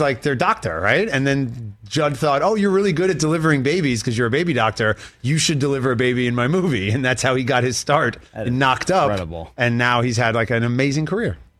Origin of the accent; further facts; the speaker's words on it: New York City, New York, United States; I grew up in New York City